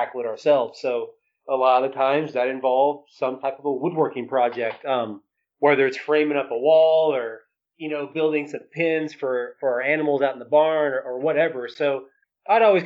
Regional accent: Carrizo Springs, Texas, United States; also born or lived in Bandera, Texas / College Station, Texas; now in Menard, United States; I grew up till I was about 11 years old. We grew up down in South Texas, in a small town called Carrizo Springs.

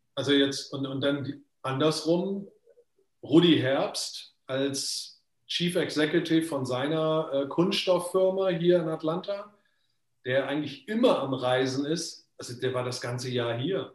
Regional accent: Germany; moved away; ich bin ja schon so lange eigentlich aus Deutschland weg

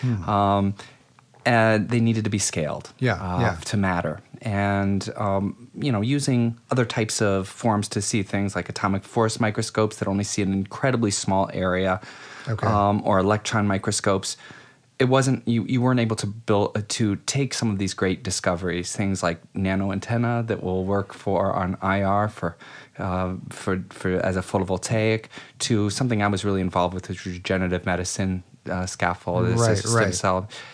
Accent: Akron, Ohio, United States; moved away as an adult; now in New York, United States; I'm from Akron, Ohio.

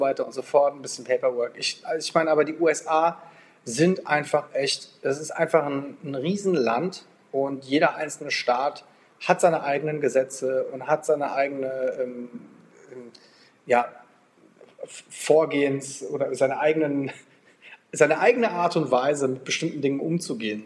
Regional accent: Germany; now in Portugal; wir als, als Deutsche

